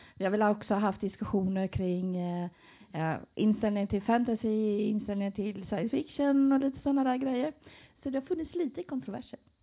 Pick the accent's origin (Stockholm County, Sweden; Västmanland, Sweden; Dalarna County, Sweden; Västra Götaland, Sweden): Västra Götaland, Sweden; Gothenburg; now in Jönköping, Sweden; jag kommer från Göteborg